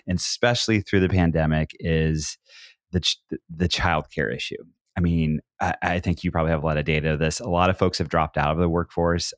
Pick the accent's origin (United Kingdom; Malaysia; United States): United States; Southern Oregon; also born or lived in Portland metro area, Oregon; I grew up in Oregon, I'm from Southern Oregon